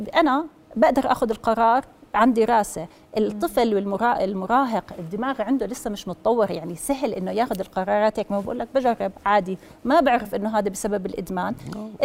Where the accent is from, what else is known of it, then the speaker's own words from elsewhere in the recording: Jordan; احنا عندنا بالاردن